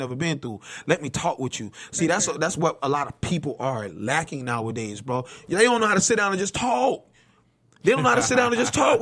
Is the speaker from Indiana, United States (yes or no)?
no; Bradenton, Florida, United States; I came from Bradenton, Florida, bro. 1611 27th Avenue East